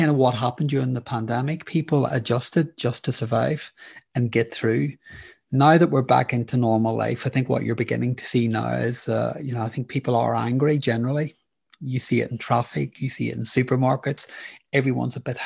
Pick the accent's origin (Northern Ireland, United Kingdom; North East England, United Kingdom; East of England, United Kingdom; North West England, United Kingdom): Northern Ireland, United Kingdom; I grew up in Northern Ireland during the Troubles.